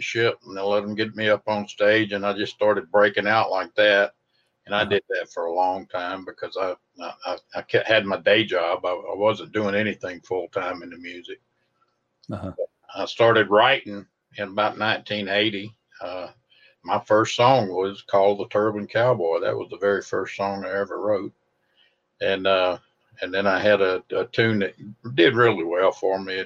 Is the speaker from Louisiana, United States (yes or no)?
yes; North Louisiana, United States; also born or lived in Shreveport, Louisiana / Mississippi / East Texas; So I was born and raised in North Louisiana. That's why I don't sound like a Cajun.